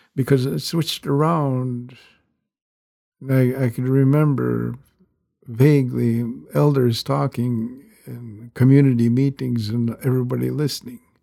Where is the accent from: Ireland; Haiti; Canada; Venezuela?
Canada; growing up on the rez